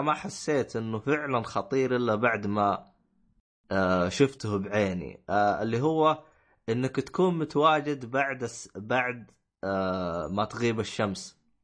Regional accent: Medina, Medina Province, Saudi Arabia; انا جاي من الشمال انا جاي من المدينه المنوره

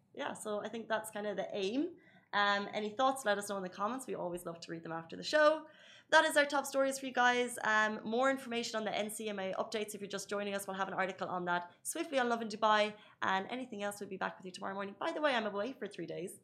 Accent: Ireland; moved away as an adult; now in United Arab Emirates; I'm from Ireland. I grew up there

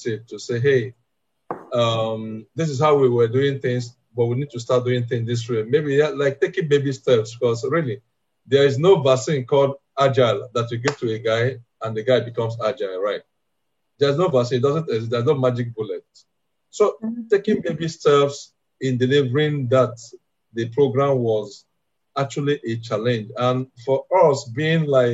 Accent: Nigeria; I'm from Africa, I'm Nigerian

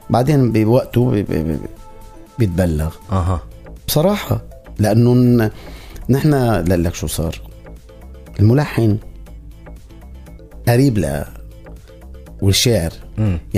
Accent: Syria; يعني انا آه سوري

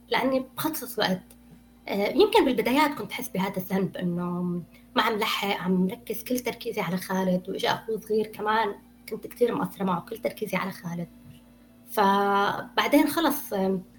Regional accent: Syria; now in Canada; بعد ما صارت الثورة ما للأسف طلعت من سوريا

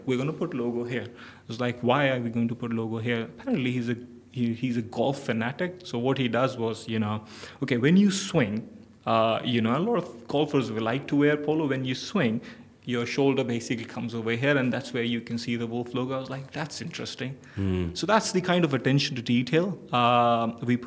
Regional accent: Pakistan; moved away as an adult; now in Dubai, United Arab Emirates; I come from Pakistan.

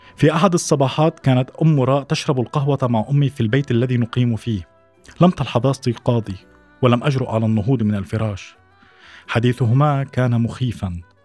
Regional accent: Suwayda, As-Suwayda Governorate, Syria; moved away as an adult; also born or lived in Damascus; انتقلت من السويداء إلى دمشق ليس فقط للدراسة وإنما للابتعاد عن البيئة التي ربيت فيها

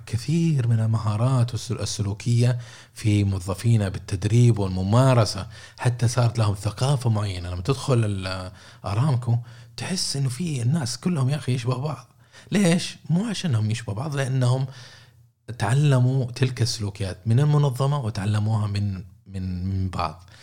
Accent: Saudi Arabia; عندنا في السعوديه

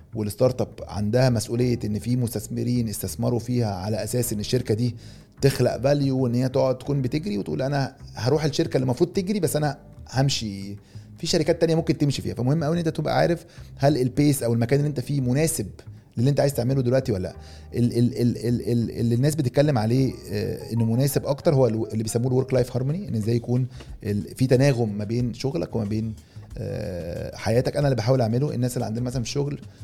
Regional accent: Egypt; احنا من مصر بس كلنا ك ك كمصريين ننتمي الى الوطن العربي

